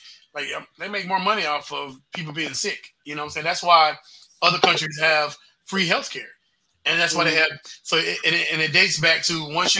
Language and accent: English; Pensacola, Florida, United States; We grew up in Pensacola